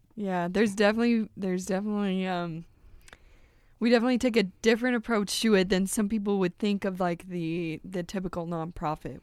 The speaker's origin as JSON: {"language": "English", "country": "United States", "said": "we're American"}